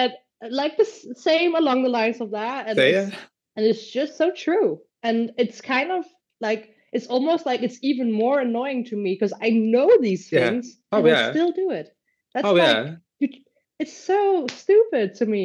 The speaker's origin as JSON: {"language": "English", "country": "Luxembourg", "tie": "born or raised there", "moved": "yes", "lives_now": "Denmark", "said": "where I grew up in Luxembourg, it's very different country from Denmark"}